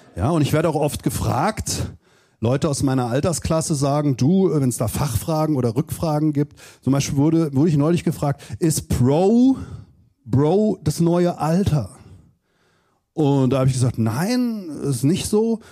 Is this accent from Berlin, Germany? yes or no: no; Southern Hesse, Germany; ich komme aus Südhessen